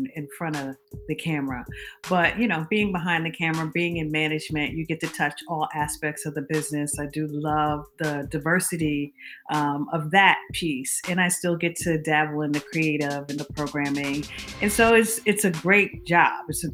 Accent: New Jersey, United States; as a little girl growing up in New Jersey

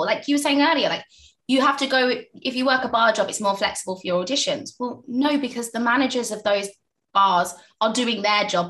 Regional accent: Essex, East of England, United Kingdom; also born or lived in East London / South London; now in London, United Kingdom; i was born in East London, raised in Essex, you know, in a little village

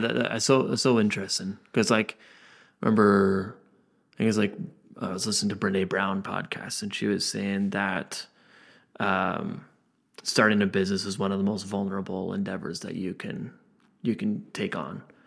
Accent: Lindsay, Ontario, Canada; myself and so many others that grow up in Lindsay

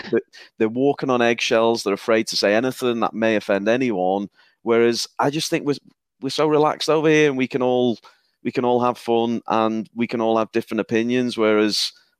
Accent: the north of England, United Kingdom; accent: Northern English; my Northern English accent

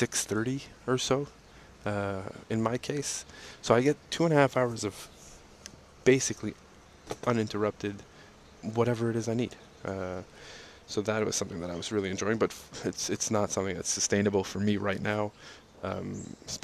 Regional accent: Montreal, Quebec, Canada; like being from Montreal, the East Coast

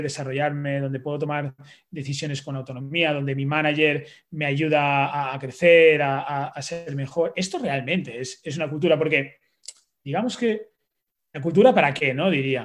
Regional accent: Valencian Community, Spain; como buen valenciano, pues tomo eh, mis naranjas y mis mandarinas

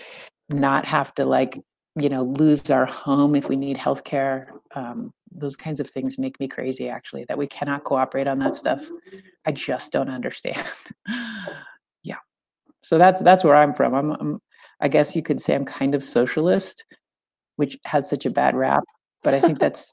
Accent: central California, United States; I grew up in California, kind of central

